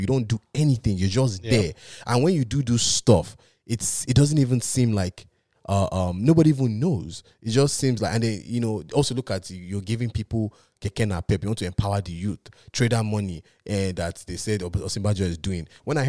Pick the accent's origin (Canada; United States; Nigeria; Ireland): Nigeria; moved away; While I grew up in Nigeria, I was robbed in my house at gunpoint twice.